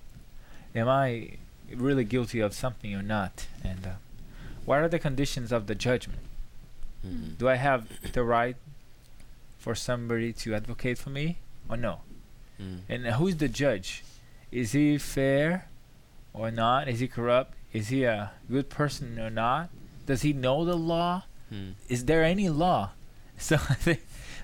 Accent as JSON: {"language": "English", "country": "Brazil", "moved": "as an adult", "lives_now": "United States", "said": "I'm from Brazil"}